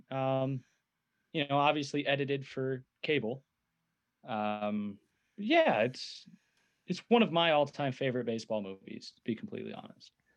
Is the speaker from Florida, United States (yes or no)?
no; Detroit, Michigan, United States; I'm from the Detroit area